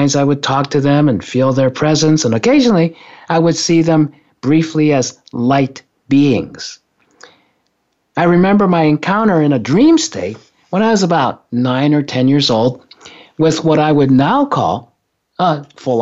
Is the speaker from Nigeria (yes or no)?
no; Japan; when I was growing up in Japan, when I was a kid